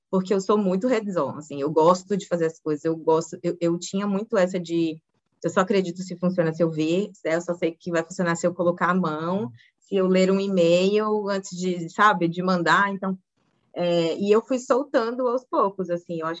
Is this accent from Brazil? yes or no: yes; Aracaju, Sergipe, Brazil; moved away as an adult; also born or lived in Rio Grande do Sul / Maceió / Brasília; now in Curitiba, Brazil; eu sou gaúcha, filha de dois gaúchos, mas fui muito cedo para o Nordeste, que eu fui criada, olha o sotaque gaúcho, né? fui, fui, criada em Aracaju, é, Maceió, depois Aracaju